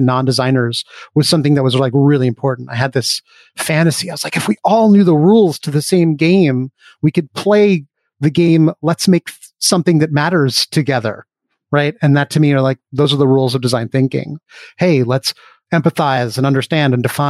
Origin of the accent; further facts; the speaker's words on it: New York City, New York, United States; I grew up on the Upper West Side of Manhattan